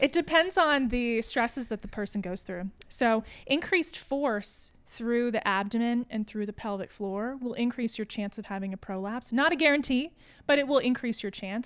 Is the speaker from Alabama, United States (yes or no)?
no; Johnson City, Tennessee, United States; also born or lived in Asheville, North Carolina; I was born in Asheville, but, uh, my family moved around a little bit growing up, and then we kinda settled here in Johnson City